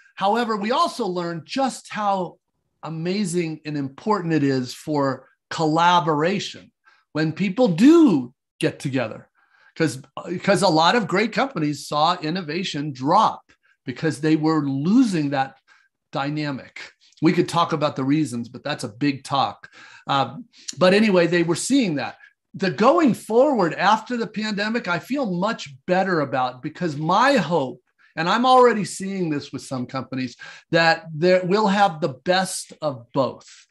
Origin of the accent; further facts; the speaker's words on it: United States